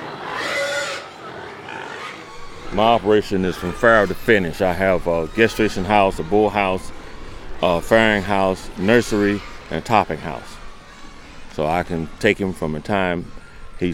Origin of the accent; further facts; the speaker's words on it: Williamston, North Carolina, United States; I was born and raised 40 miles from here, Williamston, North Carolina.